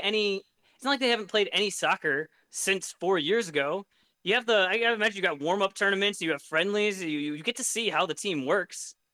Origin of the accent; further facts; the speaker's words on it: United States; as an American